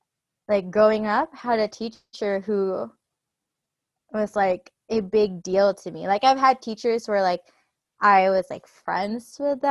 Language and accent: English; Philippines; also born or lived in Toronto; now in Edmonton, Canada; I went from Philippines, then went to Toronto, obviously, because that's like the normal route to go to Toronto first, and then moved to Edmonton.